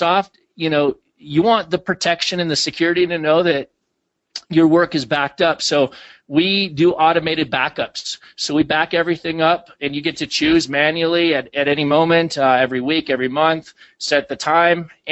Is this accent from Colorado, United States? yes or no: no; Minnesota, United States; I grew up in Minnesota